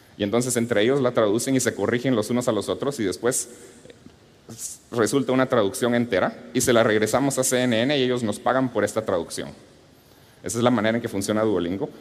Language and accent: Spanish; Guatemala; Cuando era niño, creciendo en Guatemala